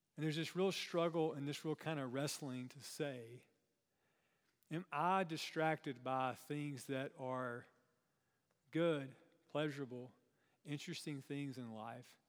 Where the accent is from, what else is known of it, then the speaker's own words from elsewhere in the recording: Chesnee, South Carolina, United States; I grew up in, um, kind of a rural part of South Carolina.